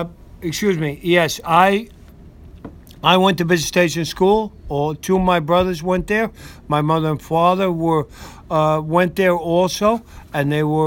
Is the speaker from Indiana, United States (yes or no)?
no; New York City, New York, United States; that's where they settled in 1854. And as I said, my father was born and raised there, and we're original true Red Hookers.